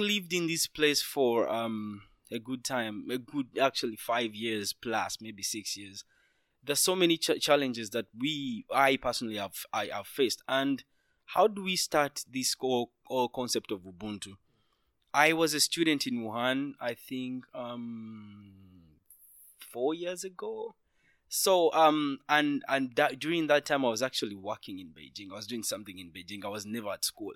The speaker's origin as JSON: {"language": "English", "town": "Kampala", "region": "Central Region", "country": "Uganda", "tie": "born or raised there", "moved": "as an adult", "lives_now": "China", "said": "I'm from Uganda, the be-, very beautiful part of Africa, Kampala, where I spent most of my time, where I studied both my high school and my, my, my university"}